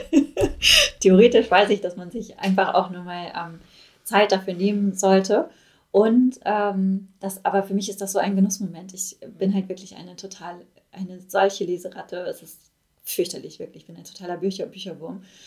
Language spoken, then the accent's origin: German; Ruhr area, North Rhine-Westphalia, Germany; ich komme aus dem Ruhrpott, ich bin, das fließt durch meine Adern